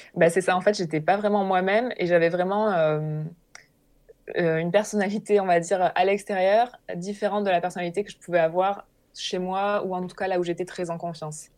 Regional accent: Hérault, Occitania, France; j'ai grandi euh, dans l'Hérault, dans un, dans un petit village

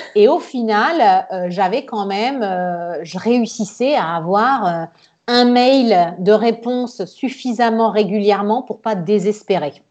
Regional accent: Nice, Provence-Alpes-Côte d'Azur, France; moved away as an adult; also born or lived in Florence, Italy; now in Tuscany, Italy; j'ai grandi à Nice, on est à côté de l'Italie

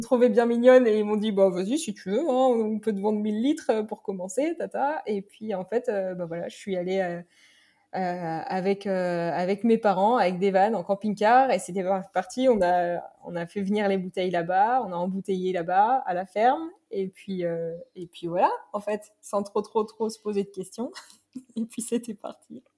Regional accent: Normandy, France; now in Paris, France; Je suis originaire de Normandie

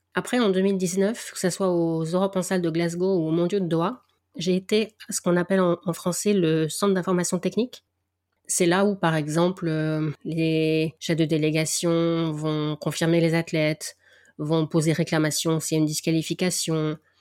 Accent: the North, France; accent: du Nord; mon accent du Nord

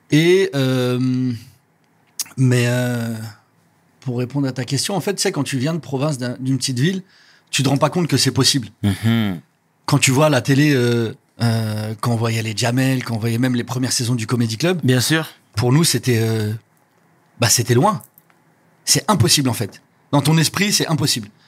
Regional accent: Rabat-Salé-Kénitra, Morocco; Ouais, vers Rabat, mais à un petit, une petite ville à une trentaine de kilomètres de Rabat.

